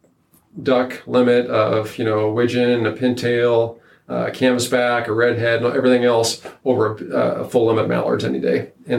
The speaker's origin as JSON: {"language": "English", "region": "Nebraska", "country": "United States", "tie": "born or raised there", "said": "No. And I take that as something that, so Northeast Nebraska, there's ducks everywhere, right?"}